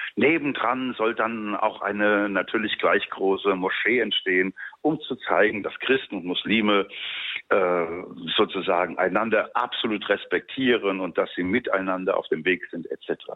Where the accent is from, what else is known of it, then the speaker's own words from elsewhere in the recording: Mainz, Rhineland-Palatinate, Germany; moved away as an adult; also born or lived in Dresden; now in Cairo, Egypt; meine äh, jugendliche Biografie, die ja von Mainz, wo ich geboren bin, dann über Dresden gegangen ist